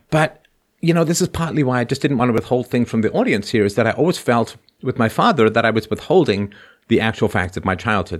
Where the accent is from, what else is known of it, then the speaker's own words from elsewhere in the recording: England, United Kingdom; also born or lived in Ireland; now in Canada; I was born in Ireland, grew up in England, moved to Canada